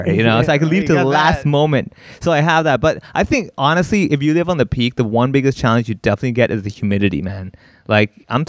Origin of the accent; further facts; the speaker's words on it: Hong Kong; growing up in Hong Kong has kind of conditioned me to appreciate small spaces.